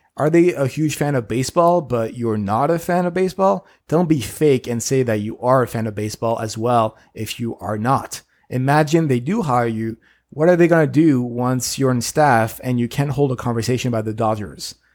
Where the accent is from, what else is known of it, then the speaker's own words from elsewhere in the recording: Paris, Île-de-France, France; now in United States; I'm an immigrant from Paris who won his green card at the lottery and then became a citizen recently